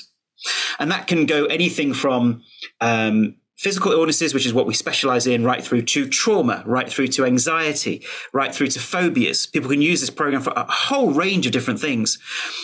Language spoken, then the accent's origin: English; United Kingdom; as a Brit